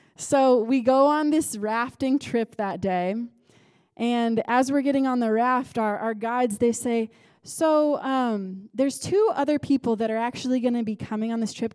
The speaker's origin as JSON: {"language": "English", "country": "United States", "moved": "yes", "said": "I'm American"}